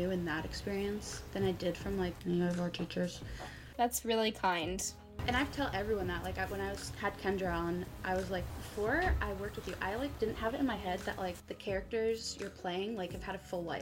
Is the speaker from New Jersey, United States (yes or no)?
yes; New Jersey, United States; I'm from New Jersey. I can come to the city